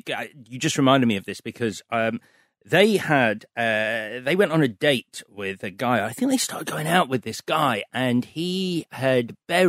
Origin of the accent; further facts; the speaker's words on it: Leeds, Yorkshire and the Humber, United Kingdom; the house I grew up in Leeds.